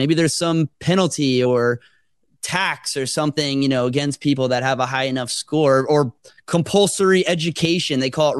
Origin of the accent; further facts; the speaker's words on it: Jupiter, Florida, United States; We used to take a boat ride to the Bahamas when I grew up in Jupiter.